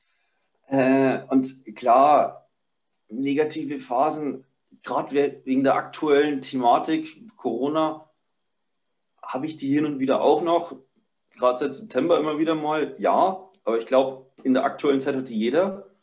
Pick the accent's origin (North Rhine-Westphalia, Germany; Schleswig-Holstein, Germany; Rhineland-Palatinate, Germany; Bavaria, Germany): Bavaria, Germany; Upper Palatinate; ich bin 25 Jahre alt, bin aus der Oberpfalz, Bayern